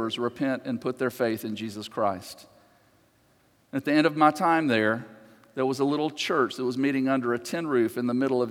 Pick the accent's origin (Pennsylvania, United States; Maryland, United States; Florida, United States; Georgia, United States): Georgia, United States; just outside of Atlanta; I grew up just outside of Atlanta